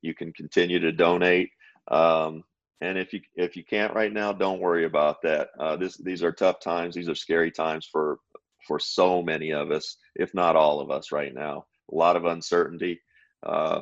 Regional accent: Kentucky, United States; a rural kid, you know, from Kentucky

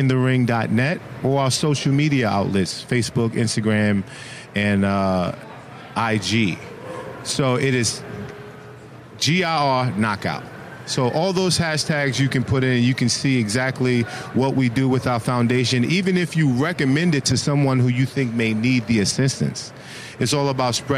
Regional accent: New York City, New York, United States; my hometown of Brooklyn

